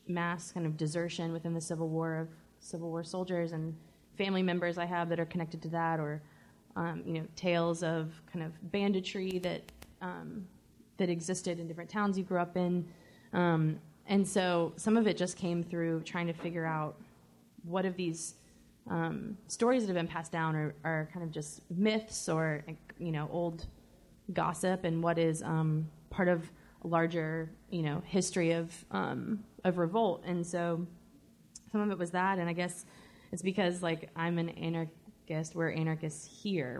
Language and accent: English; the South, United States; I was born and raised in the South